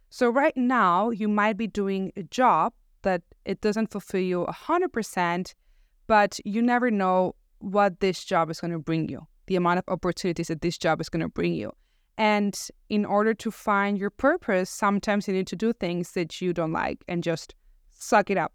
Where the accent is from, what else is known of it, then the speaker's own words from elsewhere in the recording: Barcelona, Catalonia, Spain; moved away; I was born and raised in Barcelona